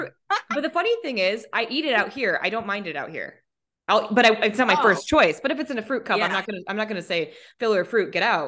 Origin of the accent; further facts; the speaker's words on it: Minnesota, United States; also born or lived in Colorado; I grew up in Minnesota and then Colorado where the fruit, I mean, it's nothing's fresh.